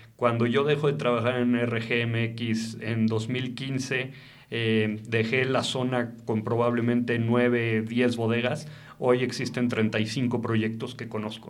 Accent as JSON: {"language": "Spanish", "country": "Mexico", "said": "Yo soy enólogo mexicano y me encanta trabajar en una bodega en México"}